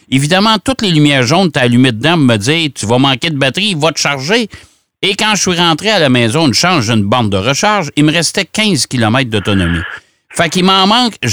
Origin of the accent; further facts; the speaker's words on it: Trois-Rivières, Quebec, Canada; je m'en vais chez moi. Euh, dans mon patelin à Trois-Rivières